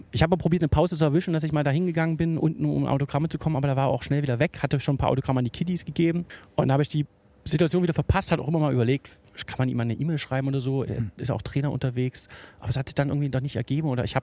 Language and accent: German; Dresden, Saxony, Germany; born there; now in Bremen, Germany; aus Bremen. Ich bin 35 Jahre alt, wohne in der Fahr und bin gebürtiger Dresdner.